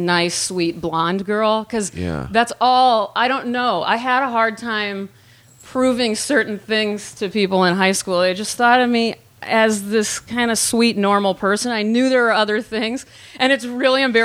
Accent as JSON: {"language": "English", "area": "Dallas suburbs", "region": "North Texas", "country": "United States", "tie": "born or raised there", "also_born_or_lived": "Nebraska", "moved": "as an adult", "said": "I grew up in Nebraska at first, and then my parents moved to North Texas, like the Dallas suburbs"}